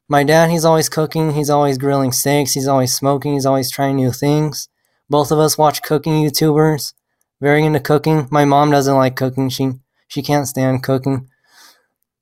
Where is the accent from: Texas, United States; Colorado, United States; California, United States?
Texas, United States; Amarillo; now in Lubbock, United States; I was born and raised in Texas my whole life. I was born in Amarillo, Texas.